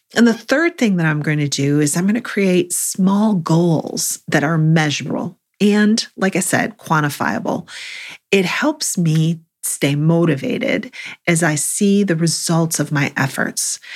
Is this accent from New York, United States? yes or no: yes; Buffalo, New York, United States; now in North Carolina, United States; I grew up in Buffalo